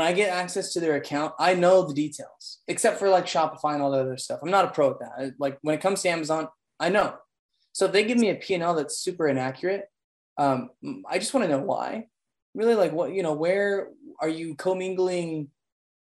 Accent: Schertz, Texas, United States; also born or lived in Provo, Utah / Kansas City; I'm actually in a little city on the northeast of San Antonio called Schertz, Texas

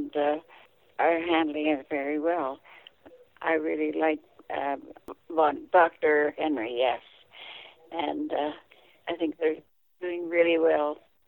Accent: Merritt, British Columbia, Canada; moved away as an adult; also born or lived in Burns Lake, British Columbia; now in Smithers, Canada; I come from Merritt, or that area, and went to high school there.

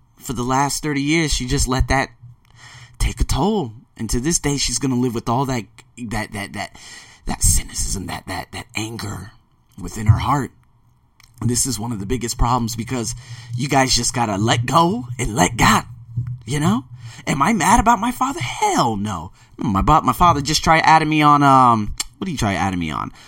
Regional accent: Las Vegas, Nevada, United States; moved away as an adult; also born or lived in Melbourne, Australia / Sydney, Australia; Born and raised in Las Vegas

